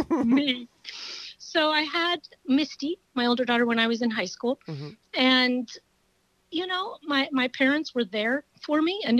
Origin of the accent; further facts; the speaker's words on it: Creston, Iowa, United States; born there; also born or lived in Texas; I was born in Creston, Iowa.